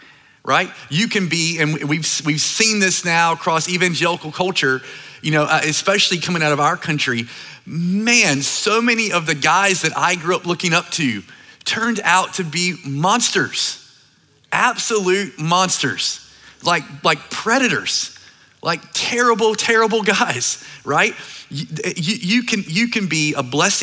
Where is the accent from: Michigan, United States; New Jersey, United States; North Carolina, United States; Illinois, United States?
North Carolina, United States; Started this church in my hometown in North Carolina. It's a small, like, island town